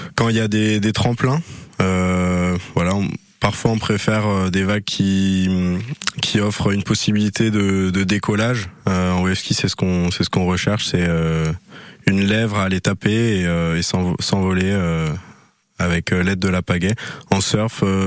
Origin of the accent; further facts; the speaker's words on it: Brittany, France; moved away as an adult; now in Anglet, France; Je viens de Bretagne